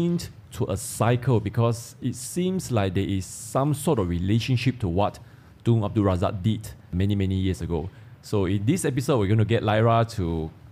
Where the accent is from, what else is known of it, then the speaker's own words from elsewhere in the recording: Malaysia; growing up in Malaysia